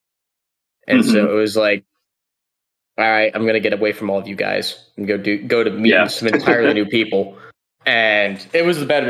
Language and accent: English; Colorado, United States; moved away as an adult; I'm from Colorado. When we passed the mag ban, I was graduating high school